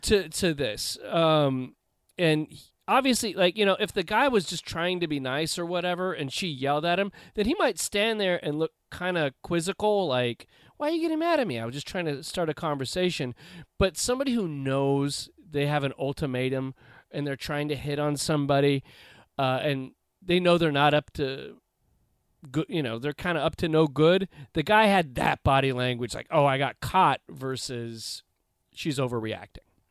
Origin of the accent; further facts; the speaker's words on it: Los Angeles, California, United States; having grown up in the Los Angeles area, I grew up in the South Bay